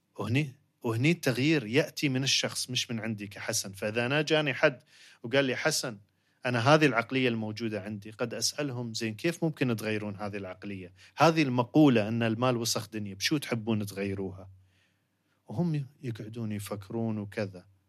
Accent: United Arab Emirates; عندنا في الإمارات

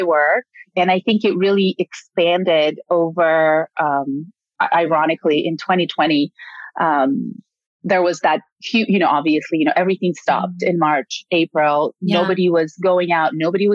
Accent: Ukraine; English is a second language; now in United States; I'm born and raised in Ukraine

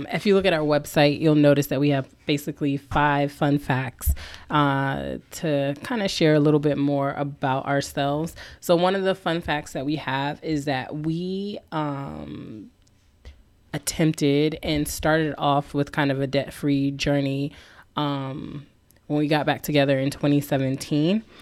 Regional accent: East Coast, United States; also born or lived in Louisiana; so I'm a military brat raised mainly on the East Coast and in the South, but I was born in Louisiana. So, again, hence blended Creole.

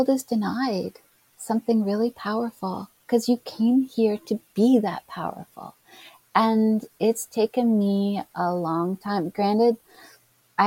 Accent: Canada; I'm Canadian

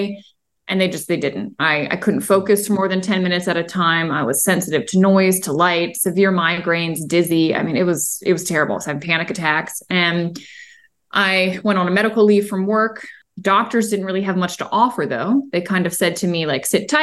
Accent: Maryland, United States; moved away as an adult; also born or lived in Virginia / Colorado; I grew up in Maryland

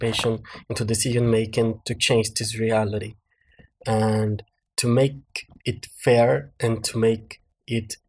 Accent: Belo Horizonte, Minas Gerais, Brazil; I am from a favela at the state of Minas Gerais in Brazil. My family used to live in the streets of Belo Horizonte until the 90s

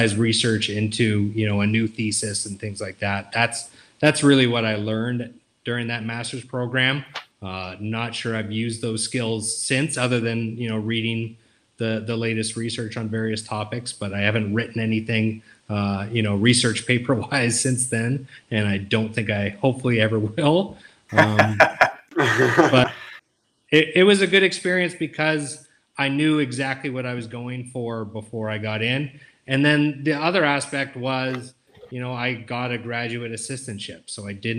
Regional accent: Canada; moved away as an adult; also born or lived in Oxford, Ohio; I was Canadian, I counted for the international graduate students

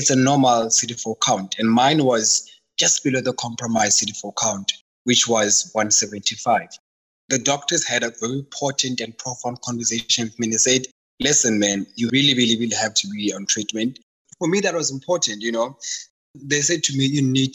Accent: South Africa; I'm from Kasi, so the whole diet thing never worked, because from Kasi, we eat the same thing. If it's pap and cabbage, all of us take it

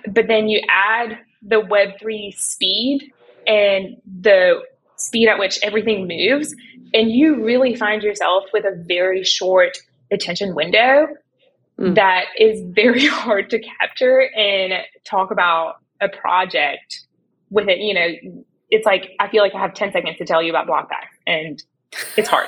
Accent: Canada; I'm originally from Canada

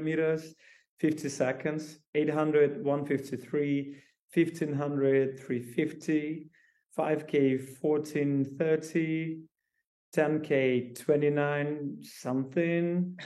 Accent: Belarus; moved away as an adult; now in Warsaw, Poland; I'm originally from Belarus

